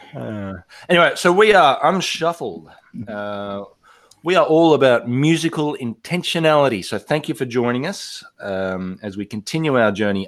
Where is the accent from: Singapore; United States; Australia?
Australia; also born or lived in Italy; now in Indonesia; I was in Australia in my home in my hometown